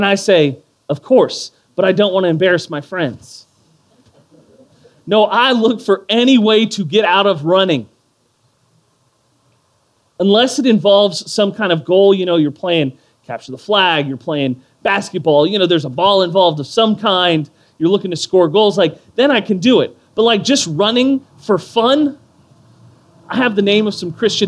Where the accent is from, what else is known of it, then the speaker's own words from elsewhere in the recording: Houston, Texas, United States; When I was growing up in Northeast Houston